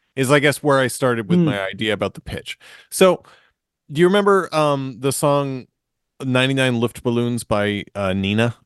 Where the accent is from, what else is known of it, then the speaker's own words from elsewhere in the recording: Marshfield, Massachusetts, United States; we're also boys from Massachusetts. It's true. I'm from Marshfield.